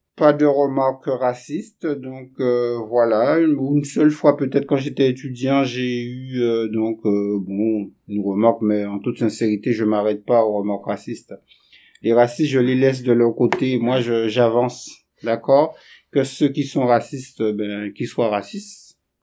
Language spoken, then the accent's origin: French; Guadeloupe; moved away as an adult; also born or lived in Montpellier; Je suis originaire euh, donc des Antilles et plus précisément de la Guadeloupe